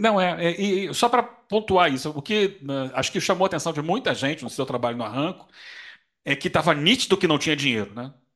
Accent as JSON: {"language": "Portuguese", "region": "Rio de Janeiro", "country": "Brazil", "moved": "as an adult", "lives_now": "São Paulo, Brazil", "said": "esse ano eu estou morando aqui em São Paulo, sou carioca, mas estou morando em São Paulo"}